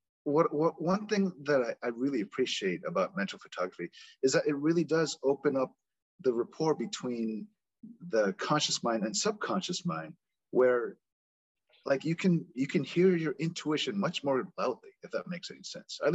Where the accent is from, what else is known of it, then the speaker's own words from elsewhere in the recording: United States; accent: American; also born or lived in South Korea; I'm a Korean American. I was born and raised here, but I have a slight American accent